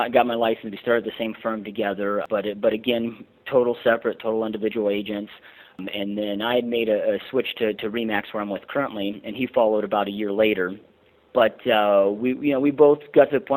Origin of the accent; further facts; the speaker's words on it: Michigan, United States; moved away as an adult; now in Surprise, United States; I'm actually originally from Michigan and relocated out here in 2004